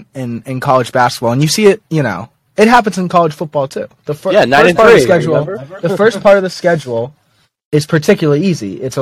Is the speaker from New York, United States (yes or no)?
yes; New York City, New York, United States; I'm from New York City and I've been a St. John's fan my entire life.